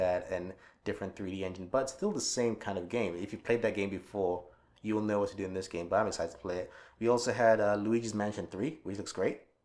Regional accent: England, United Kingdom; my home country of UK England

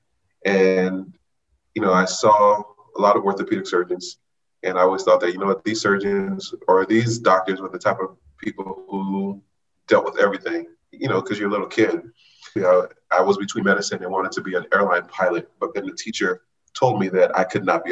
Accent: Los Angeles, California, United States; moved away as an adult; also born or lived in Washington, District of Columbia, United States / Chicago / Baltimore; I'm from Los Angeles

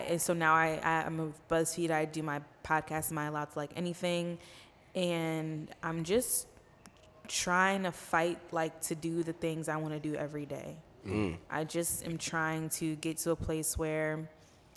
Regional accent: Buffalo, New York, United States; also born or lived in Long Beach, California / Boston, Massachusetts; now in New York City, United States; I'm from Buffalo, New York

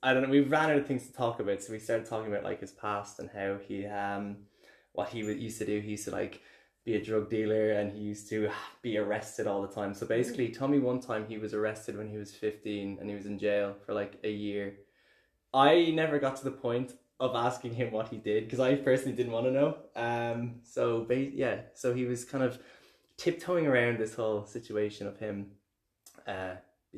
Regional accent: Dublin, Leinster, Ireland; accent: Irish; moved away as an adult; now in Berlin, Germany; I'm from Dublin

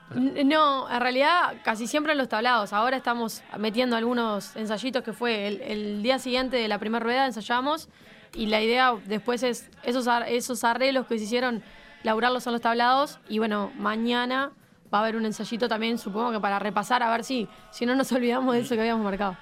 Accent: Uruguay; como uruguayo

